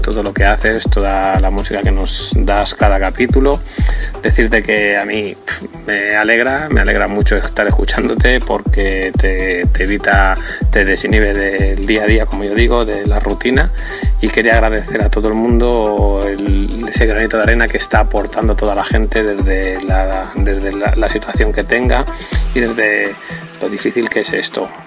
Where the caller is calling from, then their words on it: Madrid, Community of Madrid, Spain; Soy … de Madrid.